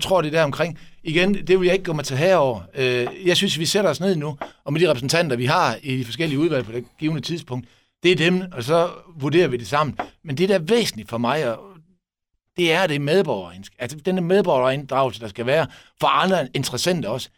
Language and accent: Danish; Esbjerg, Southern Denmark, Denmark; vi som Esbjergenser